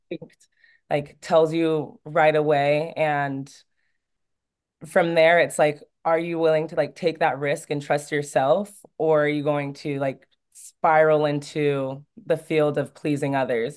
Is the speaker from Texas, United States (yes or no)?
no; California, United States; moved away as an adult; also born or lived in Oregon / France; my home state